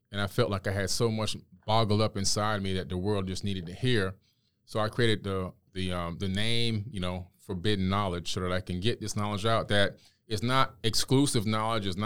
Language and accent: English; Miami, Florida, United States; also born or lived in New York City; moved to Miami, Florida when I was uh, a kid. So when I was seven years old, I'm living in, in uh, Miami.